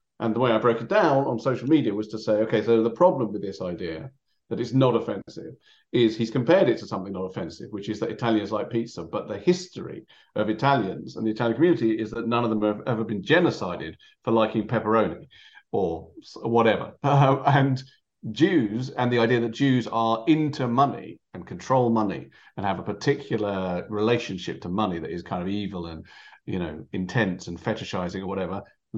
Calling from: London, United Kingdom; I'm speaking from London.

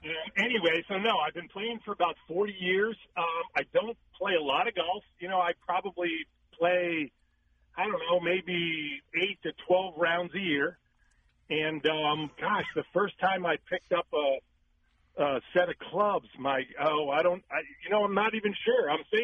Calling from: Phoenix, Arizona, United States; I'm calling from Phoenix, Arizona.

